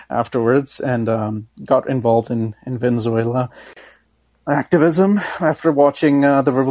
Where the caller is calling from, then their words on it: Denmark; oh yes, I'm calling from